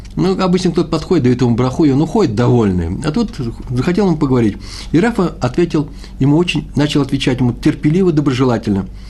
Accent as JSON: {"language": "Russian", "region": "Moscow", "country": "Russia", "moved": "yes", "said": "я москвич"}